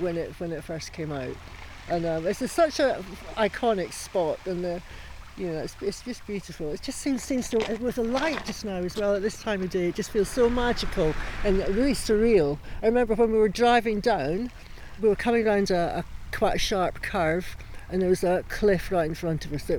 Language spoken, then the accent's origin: English; Aberdeenshire, Scotland, United Kingdom; I've so enjoyed showing you my hometown, my home place